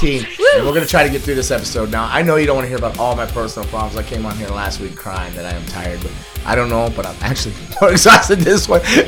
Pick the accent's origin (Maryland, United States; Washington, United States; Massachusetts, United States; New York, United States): Massachusetts, United States; Boston; I'm from Boston